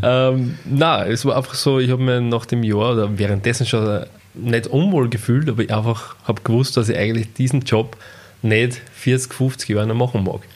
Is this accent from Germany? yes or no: no; Austria; Ausbildung bei uns in La gemacht